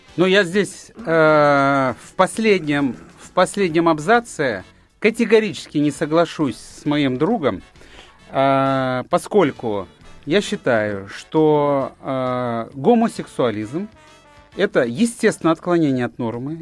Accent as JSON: {"language": "Russian", "town": "Fergana", "region": "Fergana Region", "country": "Uzbekistan", "tie": "born or raised there", "moved": "yes", "said": "в моем родном городе Фергане"}